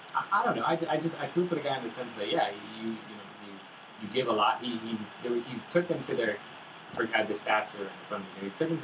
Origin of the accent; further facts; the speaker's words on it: California, United States; moved away; I was from Southern California originally, and then moving up here, so I never truly adopted any NFL team.